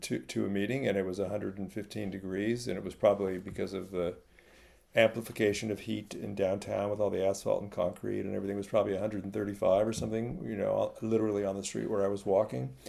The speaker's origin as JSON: {"language": "English", "area": "Silicon Valley", "region": "California", "country": "United States", "tie": "born or raised there", "said": "I grew up in California in the middle of Silicon Valley"}